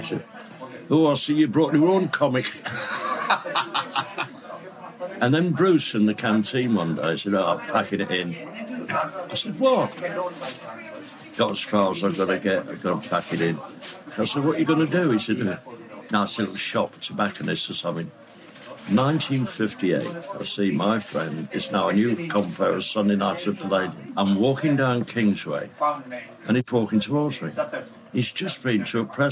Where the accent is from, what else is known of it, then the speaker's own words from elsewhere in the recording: Leeds, Yorkshire and the Humber, United Kingdom; moved away; I went up to Leeds, my hometown